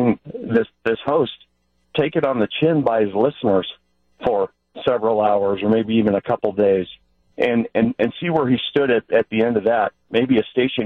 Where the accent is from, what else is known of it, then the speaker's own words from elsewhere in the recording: Colorado Springs, Colorado, United States; now in Sheboygan, United States; I'm from Colorado Springs, lived there for most of my life